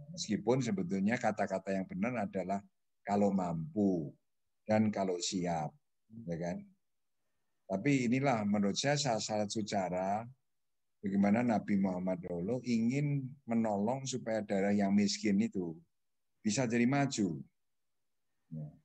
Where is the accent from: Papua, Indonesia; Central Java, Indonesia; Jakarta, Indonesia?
Central Java, Indonesia; Magelang; Kebetulan saya ini orang Magelang ya kan. Ya. Gunung Tidar di sana.